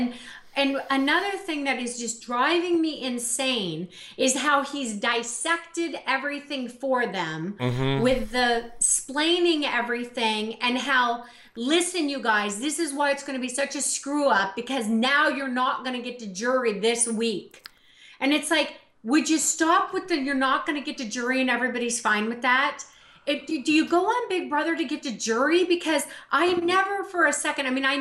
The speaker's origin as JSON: {"language": "English", "country": "United States", "moved": "yes", "lives_now": "Canada", "said": "I'm an American"}